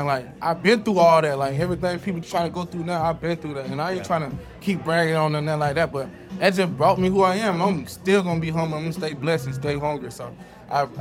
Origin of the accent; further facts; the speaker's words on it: Georgia, United States; moved away as an adult; also born or lived in Kansas; I'm from Georgia, going to my high school